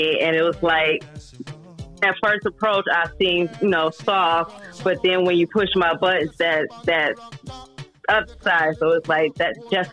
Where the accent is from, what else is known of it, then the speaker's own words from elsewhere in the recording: Midwest, United States; I'm from the Midwest